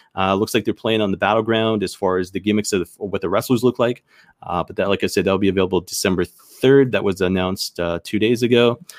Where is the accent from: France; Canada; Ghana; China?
Canada; I'm Canadian